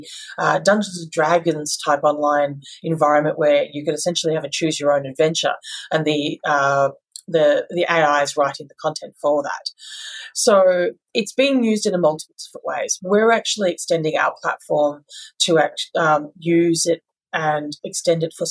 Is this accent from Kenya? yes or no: no; Australia; as Aussies